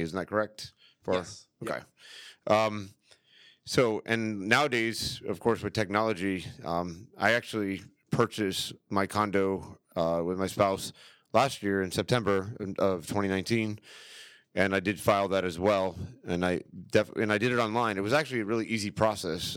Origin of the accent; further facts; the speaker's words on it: St. Petersburg, Florida, United States; moved away as an adult; now in Orlando, United States; I was born and raised in St. Pete, Tampa area